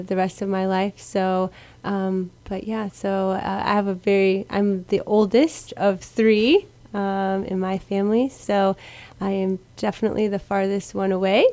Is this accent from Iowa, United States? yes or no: yes; Iowa, United States; now in Guam; I grew up in Iowa.